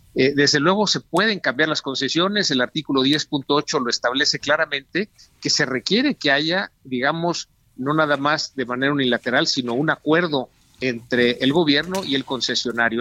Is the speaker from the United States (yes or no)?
no; Mexico; nuestro país